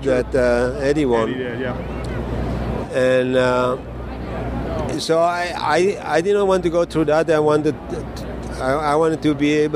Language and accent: English; Belgium; moved away; my home country in Belgium